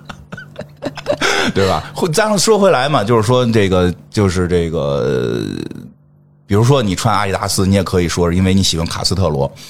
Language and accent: Chinese; Beijing, China; 我们北京人怎么从来不这么说话呀